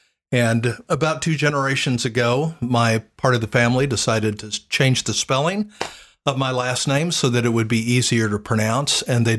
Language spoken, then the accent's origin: English; Tulsa, Oklahoma, United States; also born or lived in Broken Arrow; I grew up in Tulsa, Oklahoma, and a suburb of Tulsa called Broken Arrow.